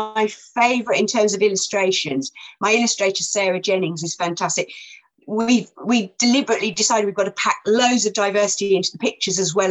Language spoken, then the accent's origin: English; Gatwick, South East England, United Kingdom; it was always tea when I was a kid, because I'm from Gatwick and we always called it tea